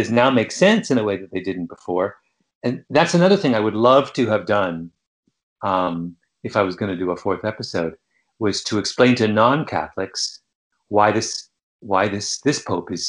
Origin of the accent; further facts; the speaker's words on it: Canada; Growing up in Canada, we were always taught about Father Brebeuf